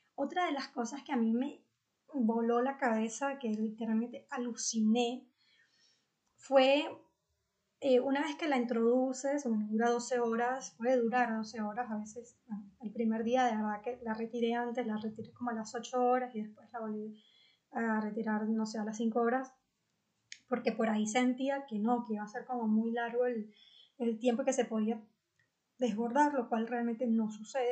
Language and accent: Spanish; Venezuela; en mi país, en Venezuela